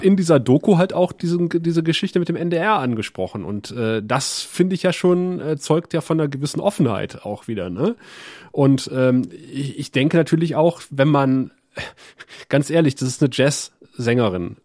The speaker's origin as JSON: {"language": "German", "region": "West Germany", "country": "Germany", "said": "als Wessi"}